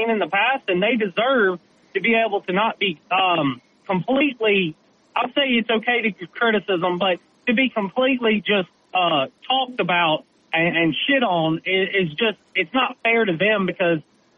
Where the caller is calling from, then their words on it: Gulf Shores, Alabama, United States; I'm calling you from Gulf Shores.